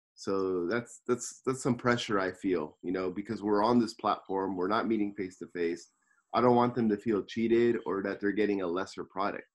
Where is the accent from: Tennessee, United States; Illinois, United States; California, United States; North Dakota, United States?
California, United States; Los Angeles; now in Tokyo, Japan; I'm from Los Angeles, California, and I'm living in Tokyo, Japan